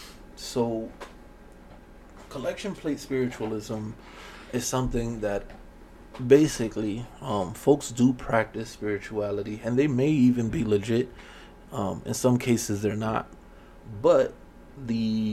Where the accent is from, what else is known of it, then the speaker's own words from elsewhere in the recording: Miami, Florida, United States; growing up in Miami, you know, in the 80s